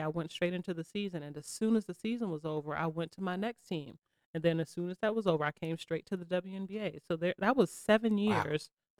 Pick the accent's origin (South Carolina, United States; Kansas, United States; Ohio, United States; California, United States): South Carolina, United States; Charleston; also born or lived in Bronx, New York; I was born in the Bronx, but I claim South Carolina